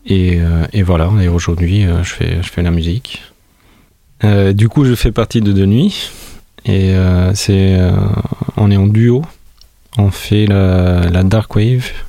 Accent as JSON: {"language": "French", "town": "Tirana", "region": "Tirana County", "country": "Albania", "moved": "yes", "lives_now": "France", "said": "je viens de l'Albanie. Je viens de, Tirana, qui est la capitale de l'Albanie. Alors je suis venu au, début à Toulouse."}